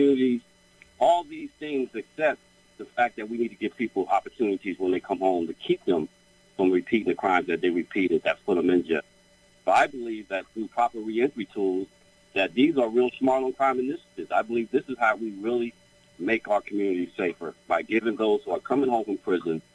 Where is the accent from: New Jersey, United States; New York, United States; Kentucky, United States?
New Jersey, United States; Trenton; also born or lived in Asbury Park, New Jersey; I grew up in Trenton all my life